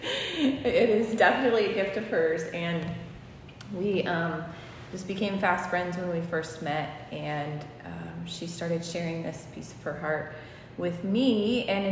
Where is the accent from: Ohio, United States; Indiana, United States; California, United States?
Ohio, United States; St. Henry; moved away as an adult; I grew up in St. Henry in this area, and moved away for about 20 years